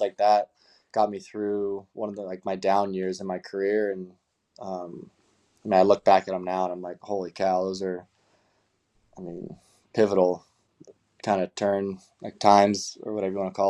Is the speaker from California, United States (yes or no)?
yes; Marietta, California, United States; my hometown in Marietta, California